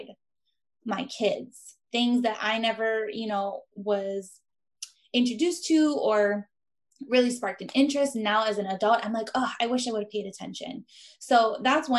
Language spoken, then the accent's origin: English; Big Island of Hawaii, United States; moved away as an adult; my husband and I, because we are from the Big Island of Hawaii.